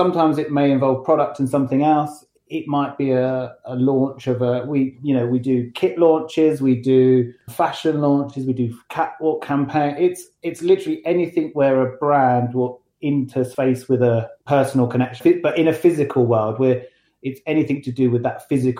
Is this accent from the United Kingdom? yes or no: yes; London, United Kingdom; moved away as an adult; now in Matlock, United Kingdom; So, as you can tell, I'm not from Derbyshire. I don't have a Derbyshire accent. I sort of emigrated from London a good sort of 5 years ago.